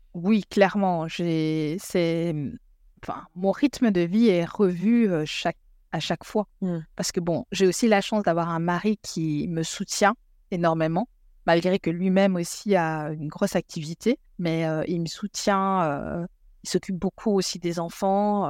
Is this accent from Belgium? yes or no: yes; Belgium; moved away as an adult; also born or lived in Congo; now in England, United Kingdom; je suis belge. Je vis en Angleterre euh, depuis presque dix ans